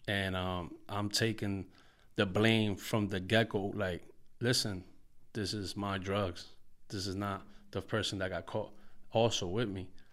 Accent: Paterson, New Jersey, United States; I'm from Market Street, Patterson, New Jersey. That's the hood where I grew up when I was younger

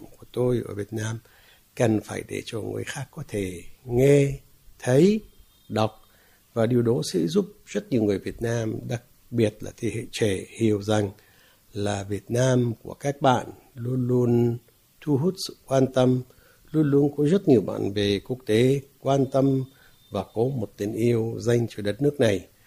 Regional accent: Palestine; first language Arabic; Vietnamese is a second language; moved away as an adult; now in Vietnam; Tất nhiên tôi là một người Palestine, sinh ra và lớn lên ở Palestine

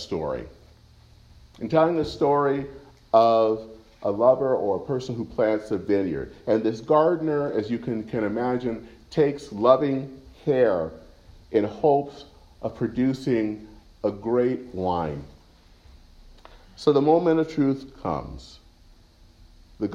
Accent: Flint, Michigan, United States; moved away; When I was back home growing up in Michigan, not too far from my house in Flint

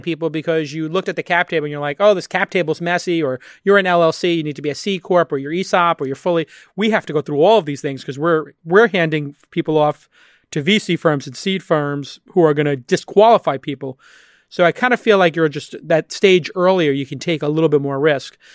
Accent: East Coast, United States; now in West Coast, United States; I'm an East Coast boy growing up on the East Coast

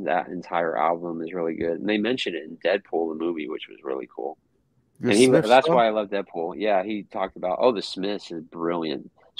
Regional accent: England, United Kingdom; But it was a good experience. But they hated me because I was from England and stuff.

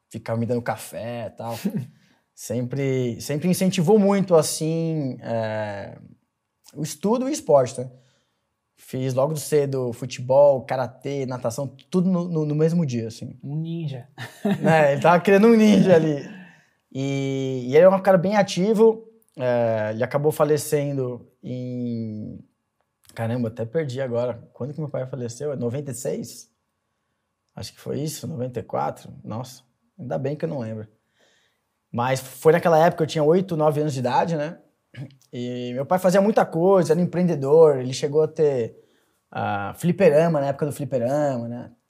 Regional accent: São Caetano do Sul, São Paulo, Brazil; born there; Bom, eu nasci no ABC Paulista, em São Caetano do Sul.

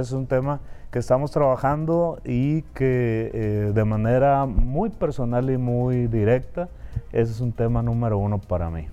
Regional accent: Concordia, Sinaloa, Mexico; yo soy originario de Concordia, de la Cieneguilla

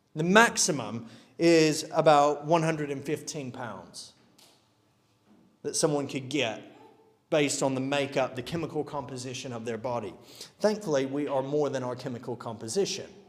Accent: United States; now in United Kingdom; Speaking as an American

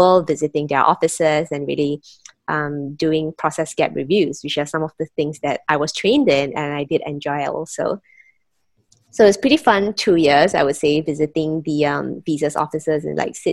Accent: Penang, Malaysia; moved away as an adult; also born or lived in Kuala Lumpur, Malaysia / Singapore; I am born and raised in Penang, Malaysia

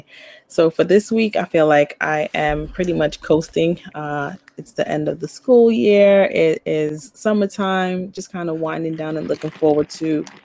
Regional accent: New York City, New York, United States; first language Spanish; English is a second language; from Flatbush, Brooklyn

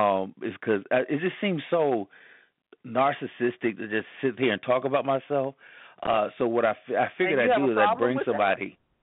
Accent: Columbia, South Carolina, United States; also born or lived in Orlando / Atlanta / Charlotte; I said, well, I'm originally from Columbia, South Carolina. I was born and raised there. I've lived a few other different places. I've lived in Orlando, Florida, Atlanta, Georgia, Charlotte, North Carolina, and currently back in Columbia, South Carolina.

